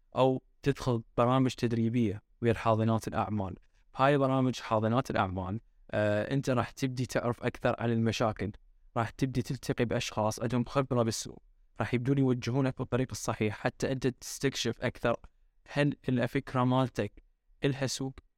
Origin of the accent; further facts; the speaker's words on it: Iraq; احنا كعراقيين احنا هوايه شعب فريندلي